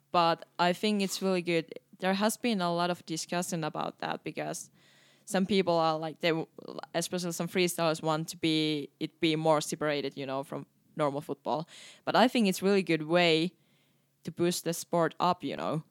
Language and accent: English; Finland; English is a second language; moved away as an adult; now in Canada; I start to really appreciate more my home country when I start to travel more.